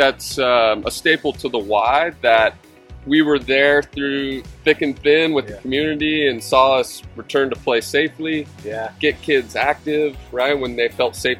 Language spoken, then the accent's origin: English; Washington, United States; moved away as an adult; I'm originally from Washington State